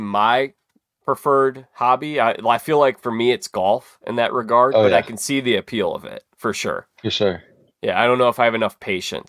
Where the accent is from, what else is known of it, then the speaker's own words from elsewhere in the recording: Chicago, Illinois, United States; I grew up in Chicago